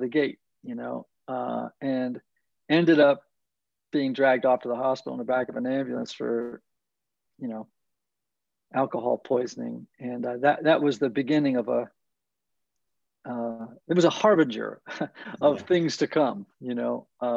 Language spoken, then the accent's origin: English; Greenwich, Connecticut, United States; also born or lived in New York; now in Nashville, United States; I grew up in Greenwich, Connecticut, a small, wealthy community about 35 miles from Midtown Manhattan